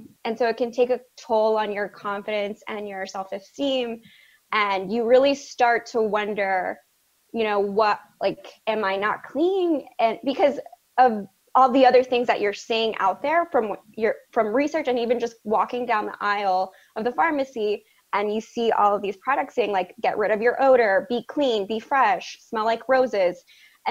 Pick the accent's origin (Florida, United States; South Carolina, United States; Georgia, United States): Florida, United States; South; I grew up in South Florida in a predominantly Hispanic household